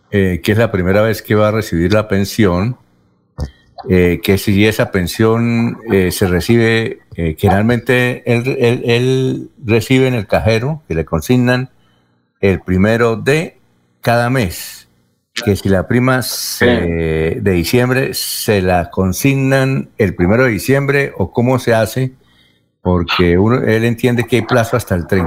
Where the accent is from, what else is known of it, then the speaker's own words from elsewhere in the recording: Venezuela; soy una ciudadana venezolana y con mi esposo tuvimos con urgencia en Venezuela